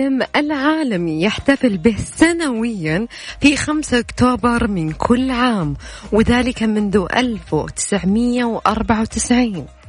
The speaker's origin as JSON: {"language": "Arabic", "town": "Riyadh", "region": "Riyadh Province", "country": "Saudi Arabia", "said": "احنا عندنا في الرياض"}